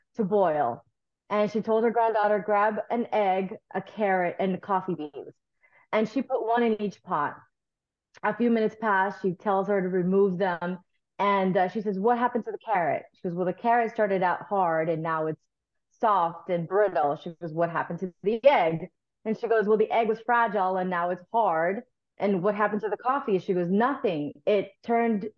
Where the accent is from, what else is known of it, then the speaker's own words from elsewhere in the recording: South Florida, United States; also born or lived in Nicaragua; I'm a South Florida girl. I grew up in South Florida. We immigrated here from Nicaragua when I was like 6 or 7.